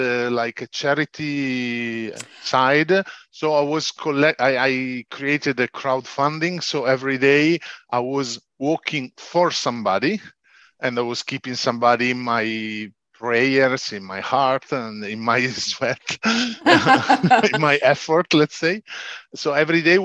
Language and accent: English; Casalpusterlengo, Lombardy, Italy; English is a second language; also born or lived in Piacenza, Italy; at 4 years old, we moved to Casal Pusterlengo, so Lombardy, the same region of Milan. So a bit up norther. And here I've been growing a lot